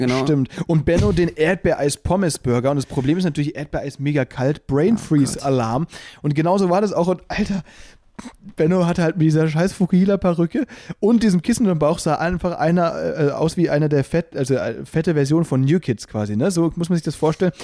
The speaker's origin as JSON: {"language": "German", "town": "Müllheim", "region": "Baden-Württemberg", "country": "Germany", "said": "ich komme ja eben aus Müllheim, ne, zwischen Freiburg und Basel da an der Schweizer und französischen Grenze."}